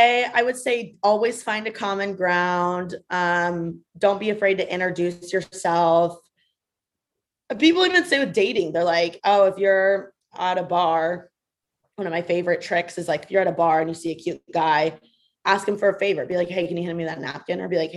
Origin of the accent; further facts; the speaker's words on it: Midwest, United States; So if they're from the Midwest, easy money. I got this in my bag, right? Because I'm from the Midwest.